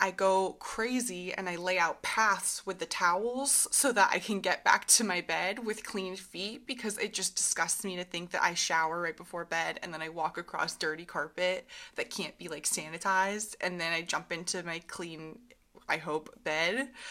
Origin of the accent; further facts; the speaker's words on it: Vermont and New Hampshire, United States; moved away; when I grew up in Vermont and New Hampshire